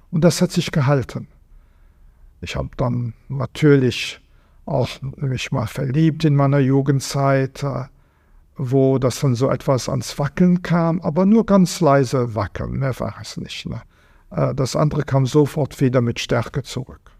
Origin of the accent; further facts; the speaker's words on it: Vianden, Luxembourg; einem kleinen Burgstädtchen an der deutschen Grenze, einem riesigen Schloss, äh, drei Kirchen, Ringmauer.